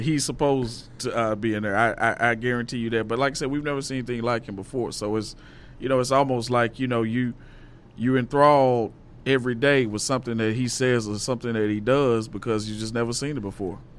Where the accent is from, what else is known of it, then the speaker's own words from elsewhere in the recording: Little Rock, Arkansas, United States; I'm from Little Rock, Arkansas